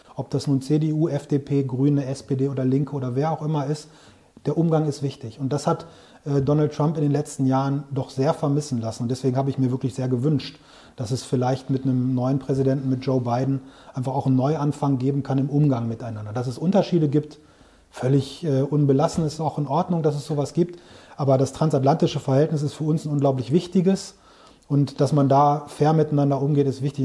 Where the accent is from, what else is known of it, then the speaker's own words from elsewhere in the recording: Großberkel, Lower Saxony, Germany; also born or lived in Bielefeld / Hamburg / Växjö / Brussels; Ich bin in Großberkel hier im Weserbergland groß geworden